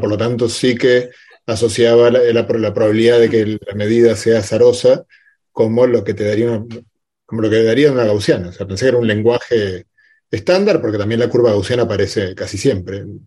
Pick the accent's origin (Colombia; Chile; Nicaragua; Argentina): Chile